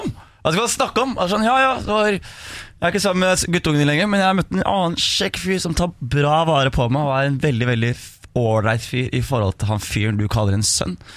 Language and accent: Norwegian; Skien, Telemark, Norway; om oppveksten på Gulset.